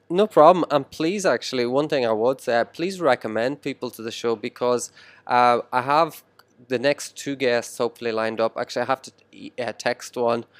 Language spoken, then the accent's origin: English; Ireland; now in Shenzhen, China; I grew up in Ireland here